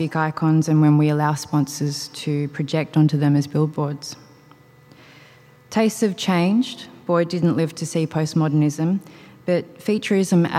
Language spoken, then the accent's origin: English; Australia; Growing up in Australia